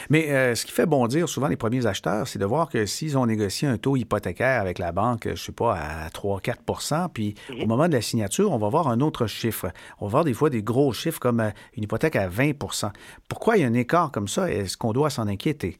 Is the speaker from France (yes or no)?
no; Canada; chez nous au Canada